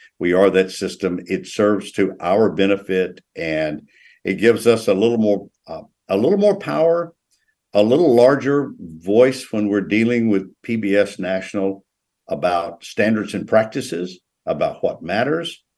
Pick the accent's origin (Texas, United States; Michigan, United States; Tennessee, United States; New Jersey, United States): Tennessee, United States; now in North Carolina, United States; neighboring Tennessee, my home state